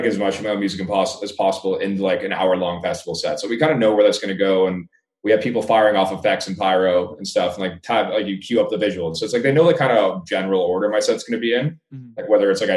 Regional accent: Canada; I haven't played in my home country in like 3.5 years probably

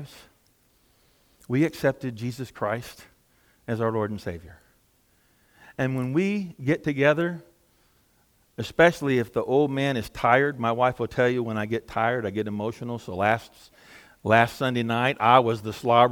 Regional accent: Southeast Texas, United States; moved away; I'm with him from Southeast Texas, and I guarantee you we don't have a lot of rhythm where we come from

